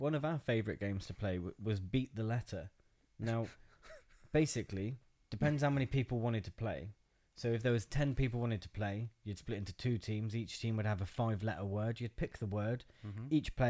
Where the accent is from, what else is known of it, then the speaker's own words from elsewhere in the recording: Christchurch, Canterbury, New Zealand; I grew up in Nazi Germany, except for it wasn't in Germany